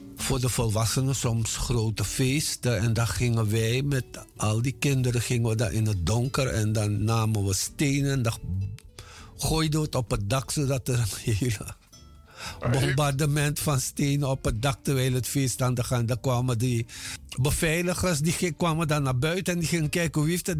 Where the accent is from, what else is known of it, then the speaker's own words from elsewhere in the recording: Paranam, Para, Suriname; moved away as an adult; also born or lived in Moengo / Paramaribo; now in Netherlands; ik ben in 1954 geboren op Mungo. Daar heb ik tot mijn zesde jaar gewoond. En daarna zijn we verhuisd twee jaartjes naar Paramaribo en daarna naar Paranam, waar ik gewoond heb tot mijn achttiende